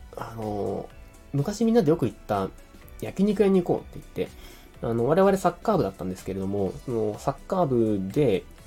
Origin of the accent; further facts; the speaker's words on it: Beppu, Oita, Japan; moved away; also born or lived in Fukuoka; 幼稚園から中学校まで別府市で、えー、育ちました。実は生まれは福岡なんですけど、生まれてすぐ、ね、別府に引っ越しております。